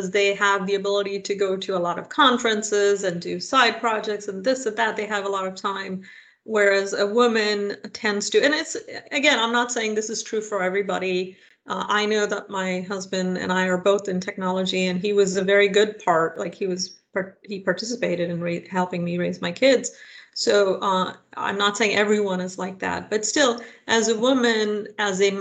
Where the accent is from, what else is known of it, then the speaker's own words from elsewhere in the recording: India; now in United States; I am of Indian origin. I grew up in India